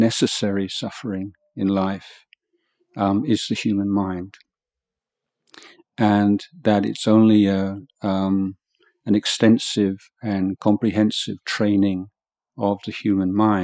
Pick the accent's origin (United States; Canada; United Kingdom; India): United Kingdom; England; moved away as an adult; now in Thailand; I was brought up in England and in a kind of secular society